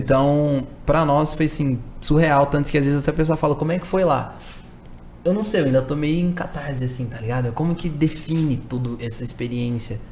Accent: São Paulo, Brazil; Eu sou um jovem de quebrada cresci na Zona Norte aqui de São Paulo

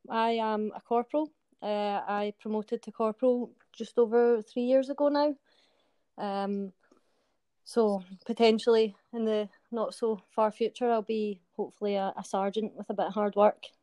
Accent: Glasgow, Scotland, United Kingdom; I'm from Glasgow, and I am currently serving in the British Army.

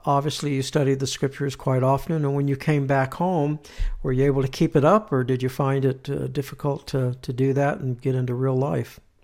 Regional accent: Southern California, United States; moved away as an adult; now in Utah, United States; I'm from California, born and raised

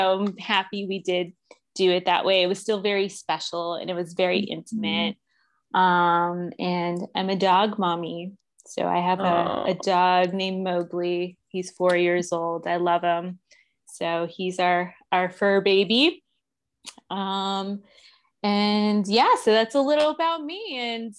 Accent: Phoenix, Arizona, United States; also born or lived in Florida; I was born and raised in Phoenix, Arizona. I'm still here

